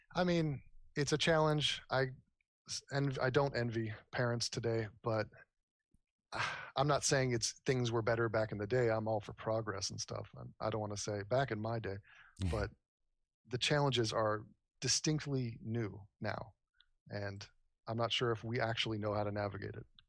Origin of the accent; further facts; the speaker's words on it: Los Angeles, California, United States; also born or lived in New York; I was born in New York, uh, raised in Los Angeles on the west side by the beach near Malibu.